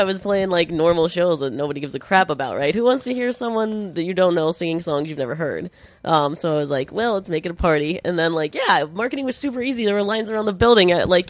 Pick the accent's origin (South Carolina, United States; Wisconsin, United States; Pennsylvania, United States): Pennsylvania, United States; Pittsburgh; That's the closers in my hometown, yeah, so...